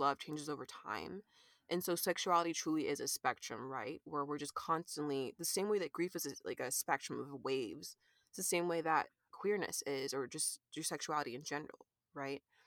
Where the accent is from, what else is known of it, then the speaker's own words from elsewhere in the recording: California, United States; moved away as an adult; now in Kansas City, United States; I'm an artist based in Kansas City, Missouri right now. And, uh, let's see, I grew up in California